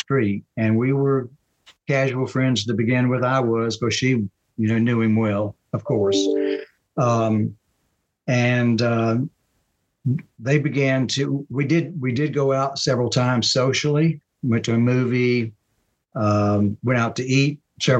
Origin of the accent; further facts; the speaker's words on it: Marion, South Carolina, United States; moved away as an adult; now in Charlotte, United States; I'm from Marion, South Carolina, a small town in South Carolina, about 120 miles. It would be southeast of Charlotte, North Carolina, not too far from Myrtle Beach. So I grew up there